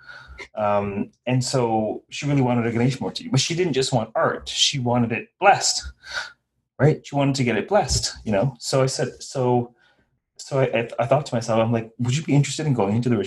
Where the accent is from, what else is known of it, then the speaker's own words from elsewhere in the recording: Guyana; I was born in Guyana. My ancestors were from North India